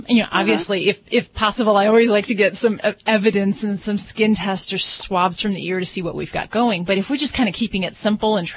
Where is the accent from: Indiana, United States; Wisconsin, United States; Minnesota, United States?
Indiana, United States; Hammond; moved away as an adult; now in Las Vegas, United States; I come from Hammond, Indiana, in the northwest part of the state.